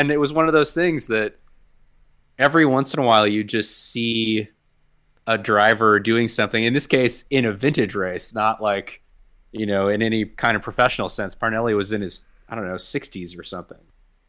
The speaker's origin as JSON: {"language": "English", "town": "San Francisco", "region": "California", "country": "United States", "tie": "born or raised there", "said": "I was born in San Francisco and grew up in the Bay Area."}